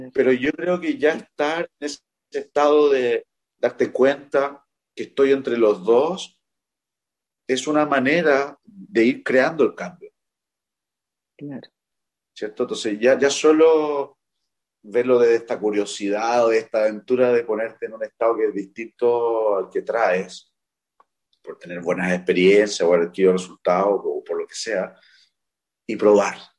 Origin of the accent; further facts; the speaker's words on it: Chile; en mi país, en Chile